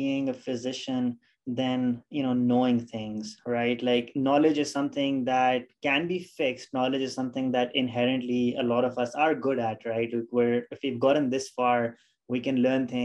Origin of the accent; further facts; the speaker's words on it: Pakistan; moved away as an adult; now in United States; I am originally from Pakistan, and that's where I did my initial schooling, and that's where I did medical school from